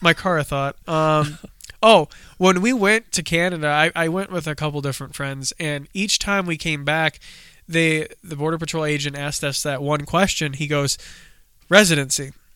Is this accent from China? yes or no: no; United States; in thirty minutes from my home state